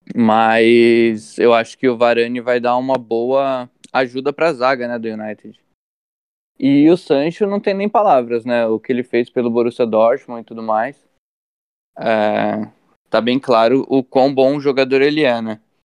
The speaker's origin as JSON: {"language": "Portuguese", "town": "São Bernardo do Campo", "region": "São Paulo", "country": "Brazil", "tie": "born or raised there", "said": "nasci no Ruge Ramos, aqui em São Bernardo do Campo, bairro no qual eu resido hoje."}